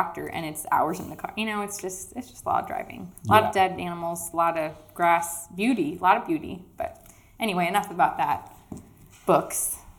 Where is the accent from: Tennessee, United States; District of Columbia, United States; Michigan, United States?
Tennessee, United States; Nashville; also born or lived in New York City / Los Angeles / Miami; now in Connecticut, United States; I grew up in Nashville's the smallest city I've ever lived in. And then we moved to the farm